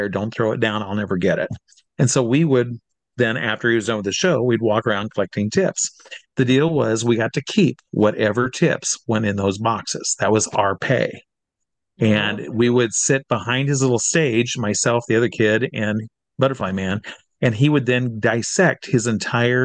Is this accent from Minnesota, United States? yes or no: no; Iowa, United States; moved away as an adult; I'm from Iowa originally